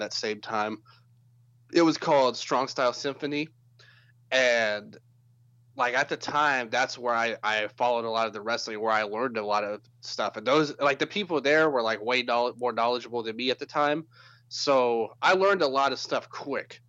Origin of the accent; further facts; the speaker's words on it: Memphis, Tennessee, United States; where I grew up, I mentioned I'm from Memphis